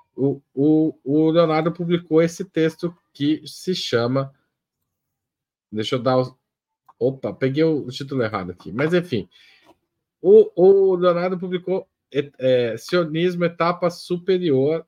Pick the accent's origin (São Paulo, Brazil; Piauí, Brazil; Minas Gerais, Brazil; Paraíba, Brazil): São Paulo, Brazil; Western; eu sou do Oeste Paulista